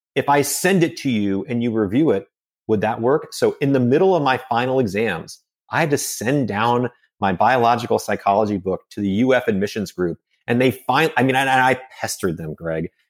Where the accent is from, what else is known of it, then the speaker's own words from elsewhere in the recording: Phoenix, Arizona, United States; also born or lived in Connecticut / Cave Creek, Arizona / Carefree, Arizona; So I grew up in Phoenix, Arizona. I was technically born in Connecticut, moved to Phoenix when I was three years old.